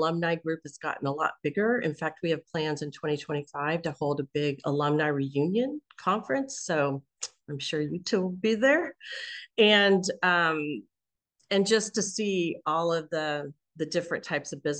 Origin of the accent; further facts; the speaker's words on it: Kansas City, United States; moved away; Kansas City, which is my hometown.